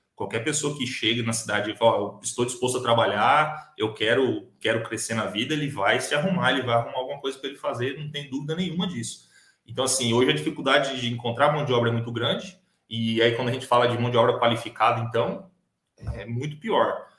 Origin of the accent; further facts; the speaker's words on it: Leme, São Paulo, Brazil; moved away as an adult; also born or lived in Dourados, Mato Grosso do Sul; now in Sidrolândia, Brazil; eu sou, sou natural de São Paulo, né? Sou, nasci e cresci no interior do, de, São Paulo, é, numa cidade chamada Leme